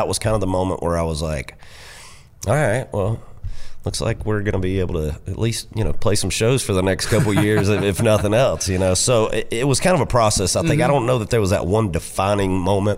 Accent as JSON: {"language": "English", "country": "United States", "tie": "born or raised there", "also_born_or_lived": "Florida", "moved": "yes", "lives_now": "Nashville, United States", "said": "growing up in Georgia and Florida"}